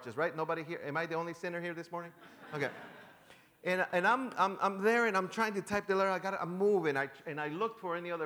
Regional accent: Chicago, Illinois, United States; moved away; also born or lived in San Diego; I am from Chicago.

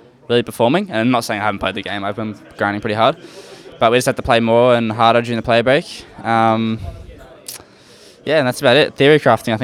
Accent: Australia; We're Australian core

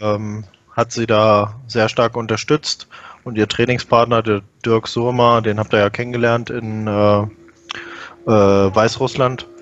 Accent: Peine, Lower Saxony, Germany; ich selbst bin ja in Peine geboren

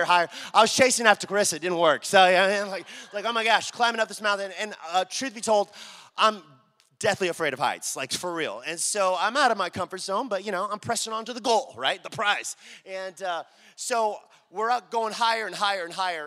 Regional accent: Dallas, Texas, United States; I'm born and raised in Dallas, right? My whole life

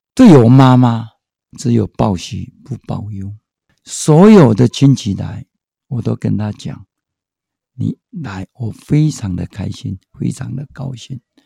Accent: Taiwan; also born or lived in Hualien; now in Taipei, Taiwan; 生在台湾真的没有别管的权利，这里是我的家，我生在这块土地

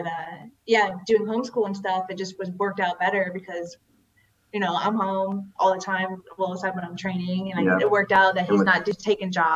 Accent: Florida, United States; also born or lived in Canada; I am Canadian. I did grow up most of my life in Florida, though.

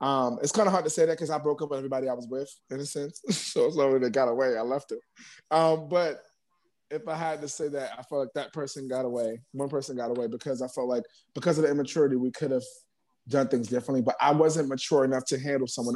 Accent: New York City, New York, United States; also born or lived in Bronx; I'm from Harlem, but I'm up in the Bronx now.

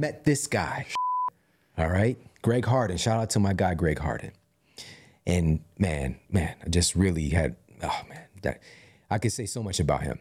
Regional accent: Ferguson, Missouri, United States; moved away; also born or lived in St. Louis; I'm being from Ferguson and seeing, I'm, I'm living in this glorified food desert.

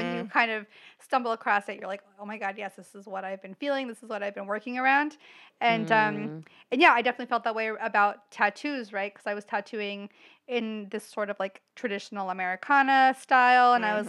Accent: the South, United States; growing up in the South and growing up so near to Atlanta

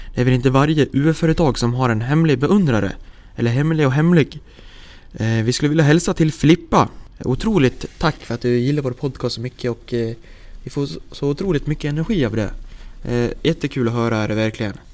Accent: Häradsbygden, Dalarna County, Sweden; also born or lived in Falun; föddes jag och eh, växte upp i byn Häradsbygden. Cirka fem kilometer söder om Leksand

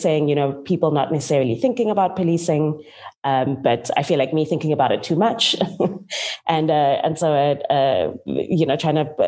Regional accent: Cape Town, Western Cape, South Africa; also born or lived in George; I'm from Cape Town and grew up between George and Cape Town in the Western Cape.

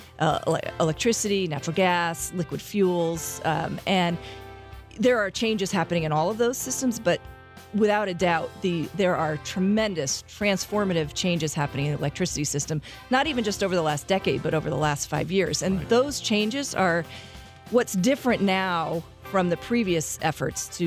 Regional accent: Connecticut, United States; moved away; I grew up in Connecticut

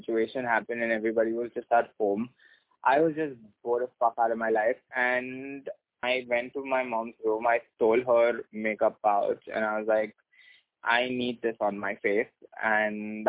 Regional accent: Mumbai, Maharashtra, India; I was born and brought up in Mumbai

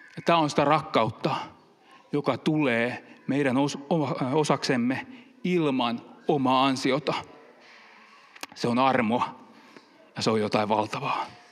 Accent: Finland; also born or lived in Helsinki; now in Pori, Finland; Meillä päin, kun mä oon kiihneviltä kotoisin

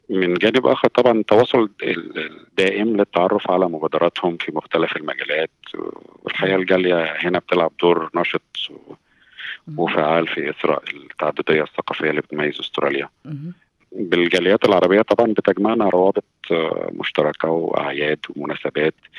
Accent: Egypt; moved away as an adult; now in Sydney, Australia; عندنا في مصر

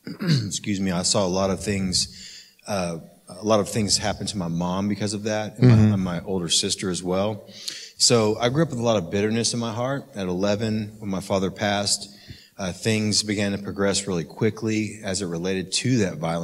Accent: Oklahoma City, Oklahoma, United States; I grew up in Oklahoma City and love Oklahoma City my whole life

